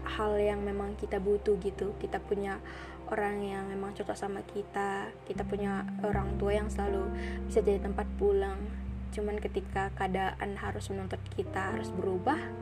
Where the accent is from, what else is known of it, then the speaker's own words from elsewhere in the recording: North Sumatra, Indonesia; moved away as an adult; now in Bali, Indonesia; Aku dari Sumatera Utara, kuliah di Bali